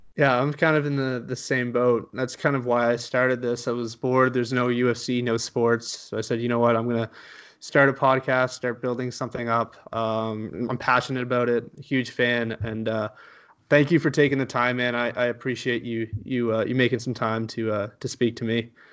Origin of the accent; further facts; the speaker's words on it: Canada; I'm from Canada